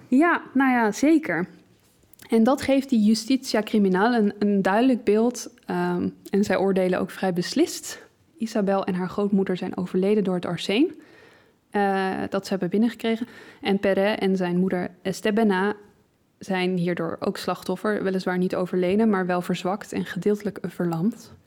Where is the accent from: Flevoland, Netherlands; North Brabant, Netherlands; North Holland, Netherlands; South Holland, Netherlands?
South Holland, Netherlands; Leiden; als Leidse